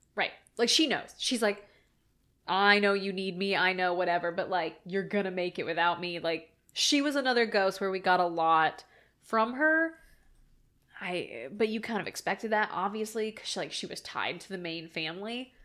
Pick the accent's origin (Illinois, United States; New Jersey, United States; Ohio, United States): Ohio, United States; I'm from Ohio